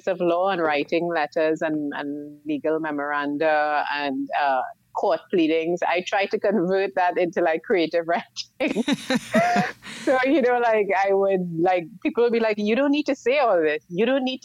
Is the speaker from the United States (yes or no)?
no; San Fernando, Trinidad & Tobago; moved away; I was born and I grew up in South Trinidad in the what we call the second city, San Fernando